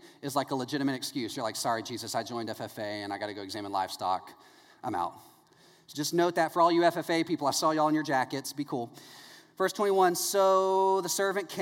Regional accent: East Texas, United States; now in Orlando, United States; I grew up in East Texas

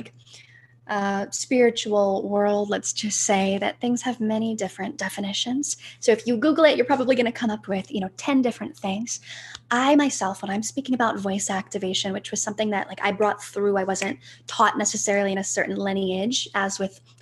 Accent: Ohio, United States; I'm from Ohio

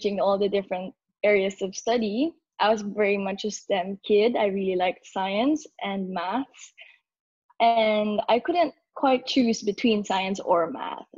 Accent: Philippines; moved away as an adult; now in Sydney, Australia; originally from the Philippines. I grew up there, and I moved to Australia simply for university

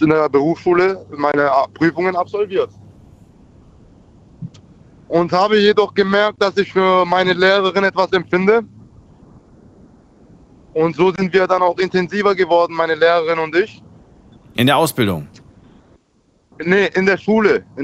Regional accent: Schwäbisch Gmünd, Baden-Württemberg, Germany; Baden-Württemberg, um genauer zu sein, aus Schwäbisch Gmünd.

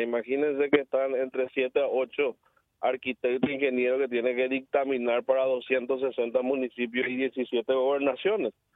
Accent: Cordillera, Paraguay; yo provengo del interior, yo soy de Cordillera, fui intendente dos periodos

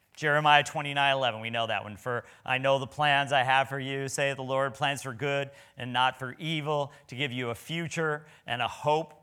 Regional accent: Nebraska, United States; I was from Nebraska

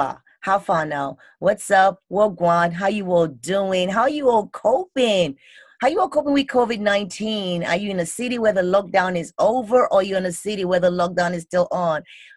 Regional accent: United Kingdom; moved away; you all know I'm British, right? So that's home for me.

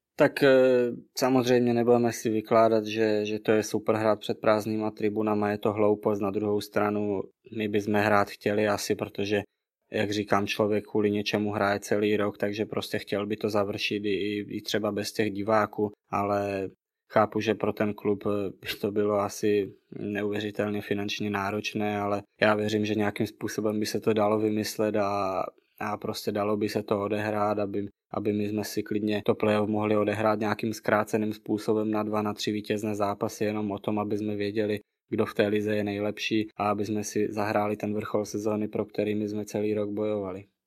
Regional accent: Czechia; moved away as an adult; now in Bratislava, Slovakia; jsem z Česka

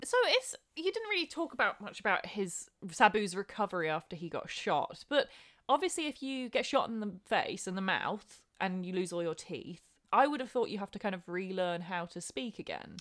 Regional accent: England, United Kingdom; as an English person

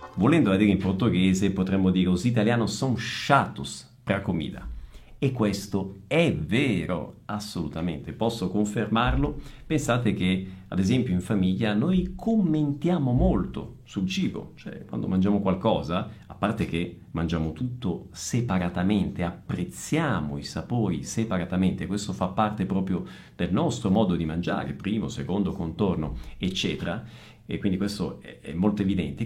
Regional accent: Messina, Sicily, Italy; moved away; also born or lived in Northern Italy; da meridionale, quindi da siciliano, quindi io sono un italiano del Sud nato a Messina, però ho vissuto circa 15 anni al Nord e circa 15 anni al Sud

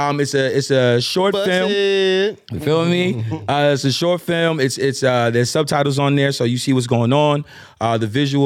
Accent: White Plains, New York, United States; my hometown city, White Plains.

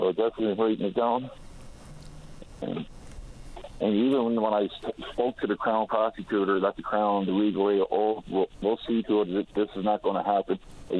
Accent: Newfoundland and Labrador, Canada; moved away as an adult; now in Calgary, Canada; I was 6 months denied medical attention up here because I was from Newfoundland.

